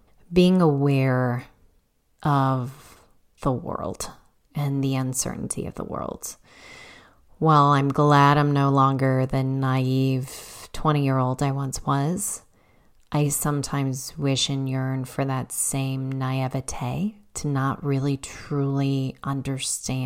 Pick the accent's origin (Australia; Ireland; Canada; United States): United States; Chicago, Illinois; moved away as an adult; also born or lived in Massachusetts; now in Illinois, United States; I grew up on the South Side in a working class neighborhood